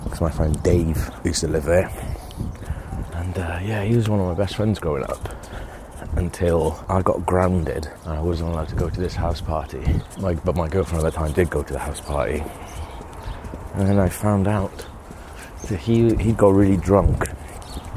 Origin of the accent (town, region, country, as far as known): Wales, United Kingdom; born or raised there; moved away